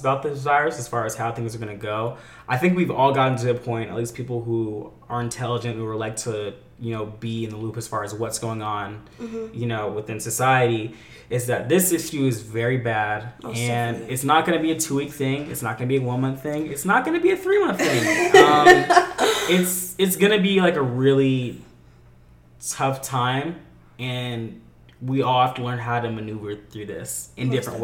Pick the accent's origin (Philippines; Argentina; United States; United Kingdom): United States; California; I'm from California